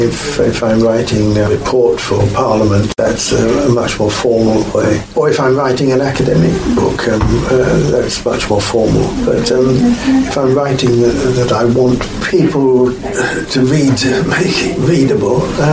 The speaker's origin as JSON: {"language": "English", "region": "London", "country": "United Kingdom", "said": "I've only ever pastored churches in London. I'm a Londoner. I'm not a provincial."}